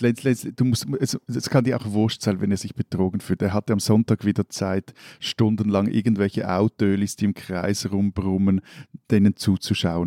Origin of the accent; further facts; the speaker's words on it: Switzerland; meine Landsleute